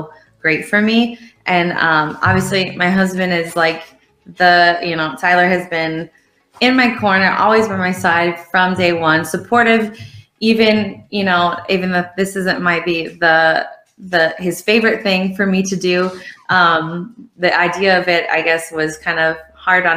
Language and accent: English; Ireland; I'm from Ireland